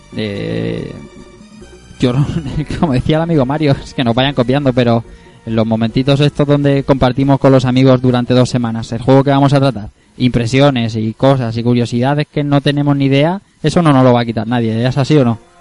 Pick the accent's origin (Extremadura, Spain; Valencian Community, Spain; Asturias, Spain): Valencian Community, Spain; Elche; todos los que vemos aquí somos de Elche, los cuatro